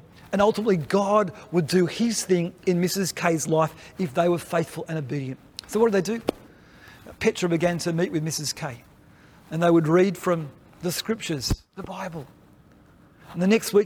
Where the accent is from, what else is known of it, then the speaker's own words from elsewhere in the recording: Australia; as Australian Baptists